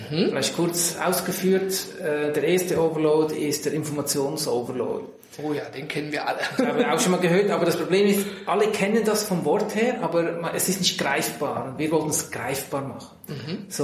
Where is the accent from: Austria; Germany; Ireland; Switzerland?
Switzerland; Central Switzerland; Ich bin in der Innerschweiz in einem Landgasthof aufgewachsen, habe dann Kfz-Mechaniker gelernt, dann Diplom-Ingenieur gemacht